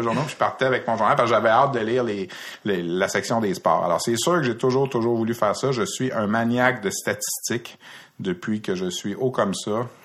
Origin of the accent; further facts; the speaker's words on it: Brossard, Quebec, Canada; also born or lived in Montreal / Repentigny; Je suis un gars de la rive sud de Montréal. Je suis un gars de Brossard, fondamentalement. J'ai fait mon école secondaire à Brossard